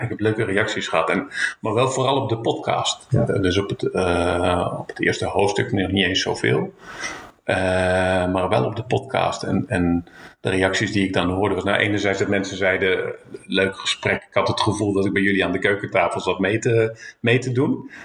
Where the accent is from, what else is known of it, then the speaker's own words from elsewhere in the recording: Zeeland, Netherlands; ik kom uit Zeeland